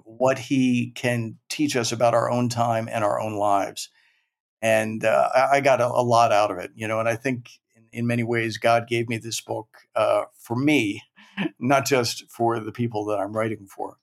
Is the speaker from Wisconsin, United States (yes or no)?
no; Maryland, United States; moved away as an adult; now in New York, United States; even though I grew up in Maryland, uh, I still consider myself a Maryland boy